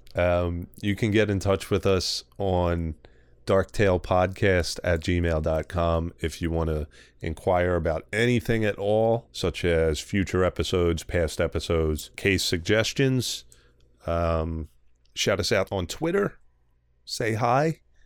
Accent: Philadelphia, Pennsylvania, United States; accent: strong Philly; how strong my Philly accent is

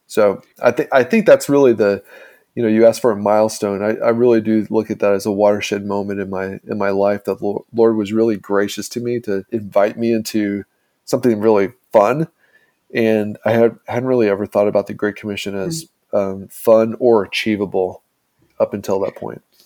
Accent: Indiana, United States; my small town in Indiana

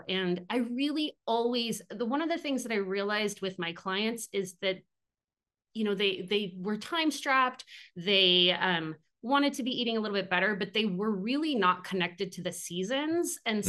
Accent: Tri-Cities, Washington, United States; moved away as an adult; also born or lived in San Luis Obispo, California; I grew up in Eastern Washington, in the Tri Cities, and my parents were avid gardeners.

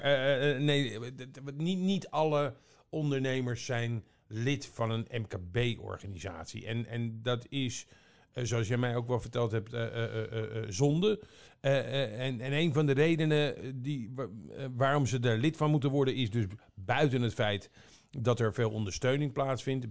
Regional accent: Almere, Flevoland, Netherlands; ik kom uit Almere, hè, daar hoef je bijna nergens voor te betalen.

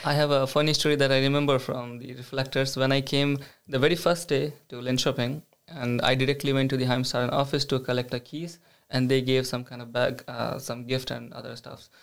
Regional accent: India; moved away as an adult; now in Sweden; I come from India.

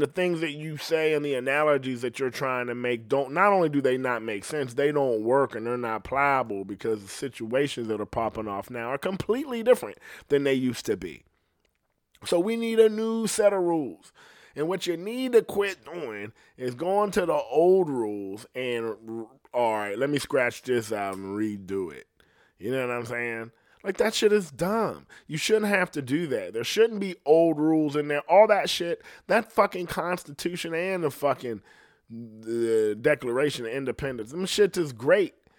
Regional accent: Ohio, United States; I'm from Ohio, so my shit ain't like it is in the city. But I came from bad shit

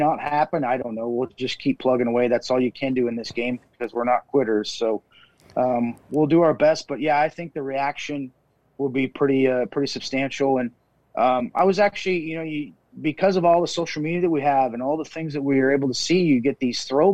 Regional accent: Minot, North Dakota, United States; now in Fargo, United States; growing up in Minot

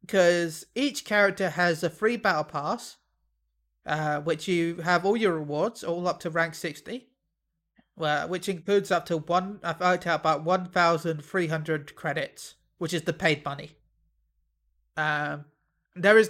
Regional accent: United Kingdom; I'm British

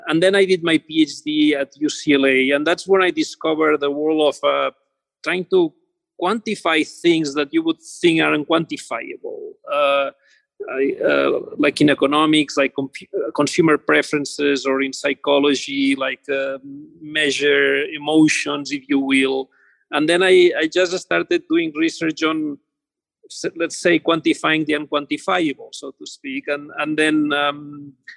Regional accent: Barcelona, Catalonia, Spain; moved away as an adult; also born or lived in Los Angeles, United States; now in United States; I am originally from Barcelona area, from Spain

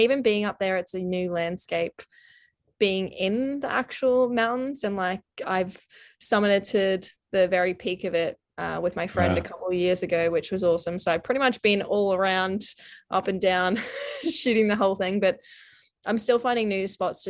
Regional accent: Brisbane, Queensland, Australia; moved away as an adult; now in Canada; being from Australia and being from Brisbane

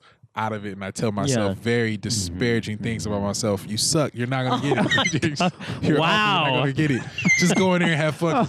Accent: Detroit, Michigan, United States; where I'm from Detroit.

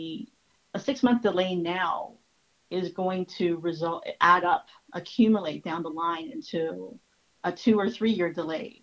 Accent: Toronto, Ontario, Canada; I was born in Toronto and I lived here all my life

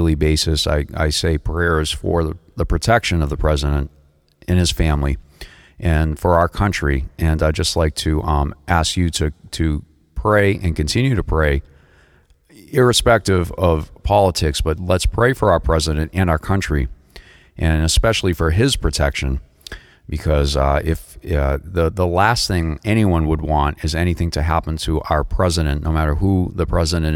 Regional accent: Boston, Massachusetts, United States; moved away as an adult; now in Palm Beach, United States; I moved down here from the Boston area, which is where I'm originally from

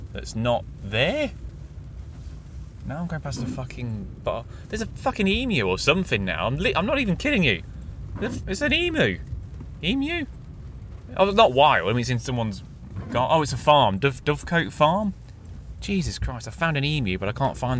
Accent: Clifton, East Midlands, United Kingdom; where I grew up in Clifton

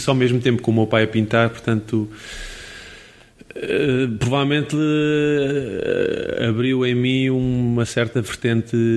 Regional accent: Caldas da Rainha, Leiria District, Portugal; also born or lived in Tomar; há uma coisa muito importante do sítio onde eu nasci, que é o Museu Malhoa. Hum mas Museu José melhor nas Calas da Rainha

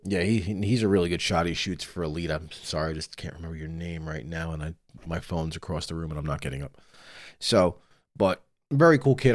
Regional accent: New York, United States; I'm from New York

